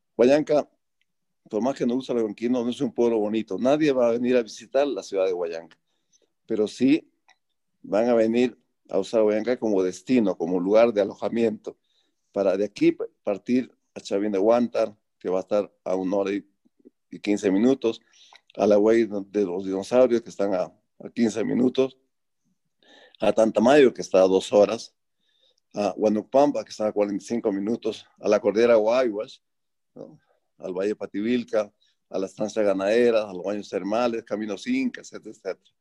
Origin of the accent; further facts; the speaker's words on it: Bolognesi, Ancash, Peru; moved away as an adult; yo decidí renunciar al IME y venir acá a volver a mi pueblo